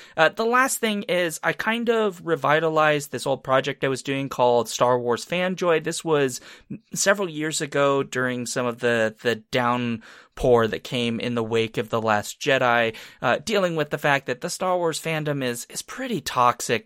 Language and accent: English; Tennessee, United States; I was born in Tennessee, by the way, uh, but that's not really where it started 'cause I was just a little bit of a baby